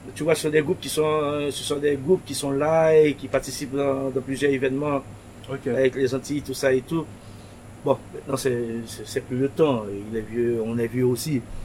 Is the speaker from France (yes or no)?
no; Pétion-Ville, Ouest, Haiti; À Pétionville, là où je suis né, Pétionville, là où je suis né en Haïti